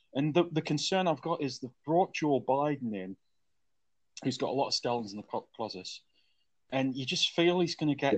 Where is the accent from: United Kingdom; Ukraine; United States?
United Kingdom; as a Brit